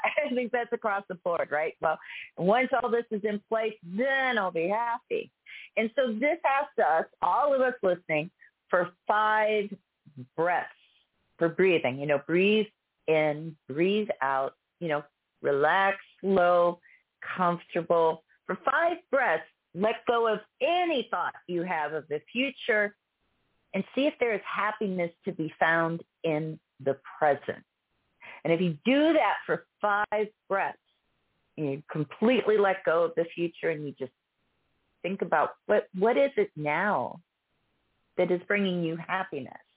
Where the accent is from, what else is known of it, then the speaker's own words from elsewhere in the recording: Pittsburgh, Pennsylvania, United States; now in Texas, United States; I grew up in Pittsburgh